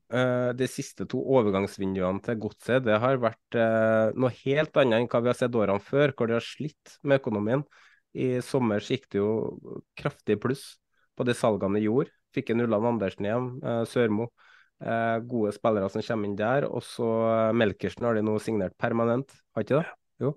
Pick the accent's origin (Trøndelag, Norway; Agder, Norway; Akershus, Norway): Trøndelag, Norway; for meg som trønder